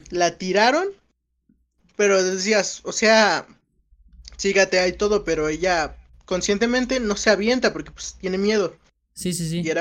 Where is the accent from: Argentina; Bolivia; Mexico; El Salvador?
Mexico; Mexico City; soy de la Ciudad de México.